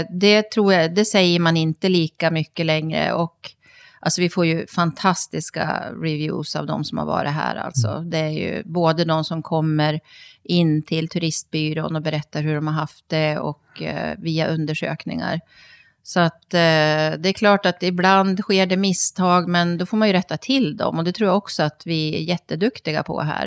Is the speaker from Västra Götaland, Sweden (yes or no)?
no; Ljusdal, Gävleborg County, Sweden; moved away as an adult; also born or lived in New York / Paris / Stockholm; now in Lörstrand, Sweden; Jag kommer från Ljusdal från början.